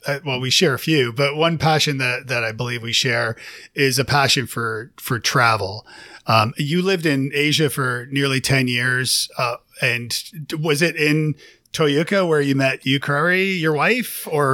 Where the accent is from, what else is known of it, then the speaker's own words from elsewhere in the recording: Canada; moved away as an adult; also born or lived in Toronto; now in Nashville, United States; as a Canadian, I went to Ireland in 96, but then I went back in 98 and met my wife there who's from Tennessee, which is how I live in Nashville now. So we lived in Toronto for 7 years, had two kids.